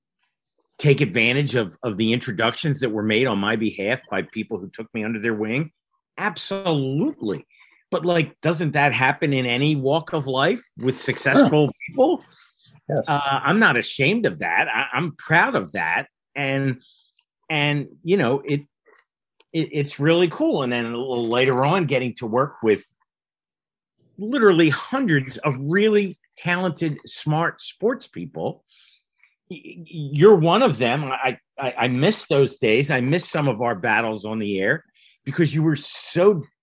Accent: Philadelphia, Pennsylvania, United States; I grew up in Philly and, you know, went to college in Philly

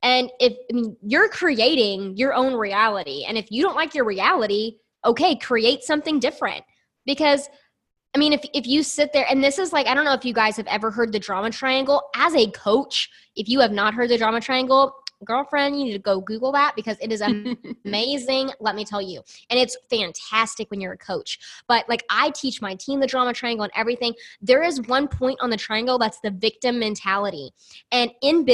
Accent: the South, United States; I grew up in the South in a very small, tiny town

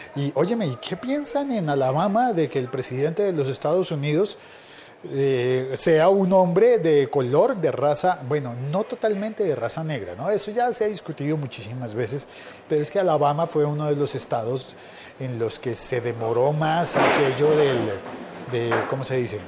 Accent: Colombia; en mi país, en Colombia

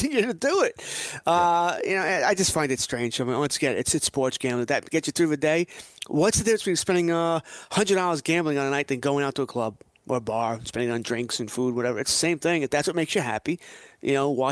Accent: United States; being an American

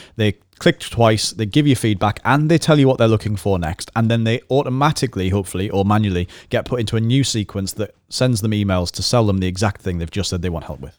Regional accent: the Northeast, North East England, United Kingdom; we're from the Northeast

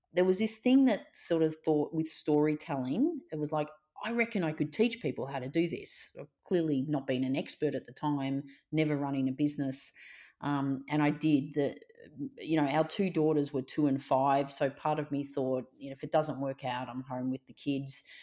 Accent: Melbourne, Victoria, Australia; I grew up in Melbourne, so I've gr-, lived and worked in Melbourne all my life. I grew up in a suburb, you know, called Reservoir

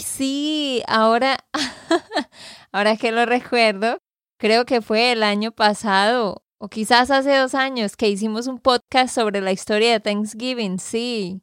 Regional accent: Santander, Colombia; de Santander, Colombia

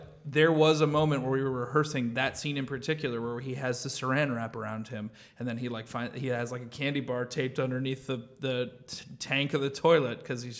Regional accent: Missouri, United States; I'm the one from Missouri. I'm the hometown, like white bread boy here.

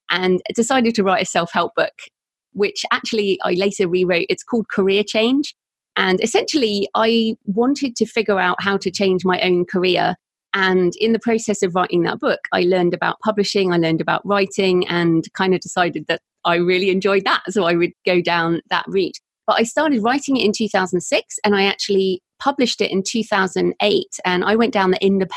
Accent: United Kingdom; accent: British; also born or lived in Bath, South West England; I'm British, obviously. Hopefully people can tell by my accent

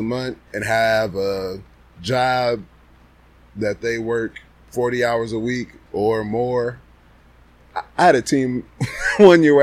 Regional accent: Michigan City, Indiana, United States; born or raised there; moved away as an adult

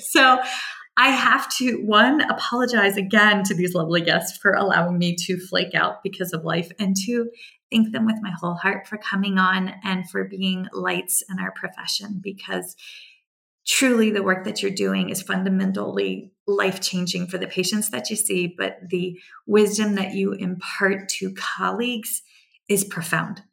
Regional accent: United States; accent: twang; also born or lived in South Carolina / Virginia; I try very hard to hide my twang, but now that I'm back in the mountains, I find it slipping out more

